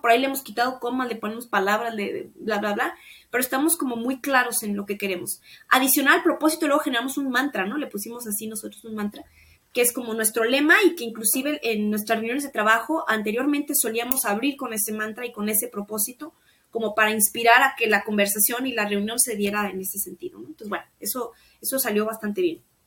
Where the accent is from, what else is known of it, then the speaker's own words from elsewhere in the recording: Mexico; mi país y en México